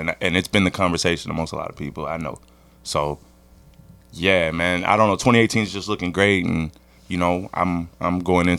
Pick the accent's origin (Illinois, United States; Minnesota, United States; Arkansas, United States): Arkansas, United States; Little Rock; moved away as an adult; also born or lived in Los Angeles; now in New York, United States; I'm originally from Little Rock, Arkansas.